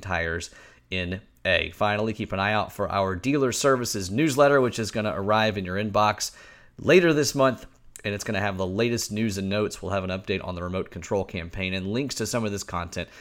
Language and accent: English; the South, United States; as a Southerner